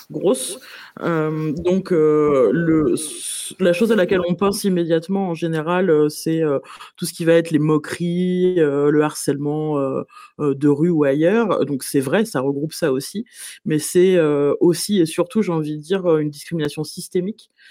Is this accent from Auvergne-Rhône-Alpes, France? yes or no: no; Paris, Île-de-France, France; je suis parisienne